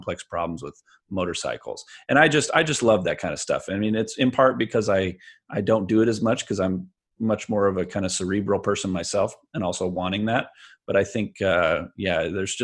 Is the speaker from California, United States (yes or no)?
yes; Bakersfield, California, United States; I grew up in Bakersfield